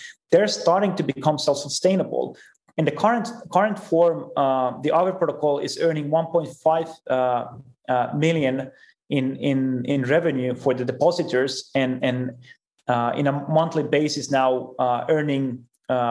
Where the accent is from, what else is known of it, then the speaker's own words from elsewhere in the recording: Finland; I'm from Finland as well. And we have very big open source culture there.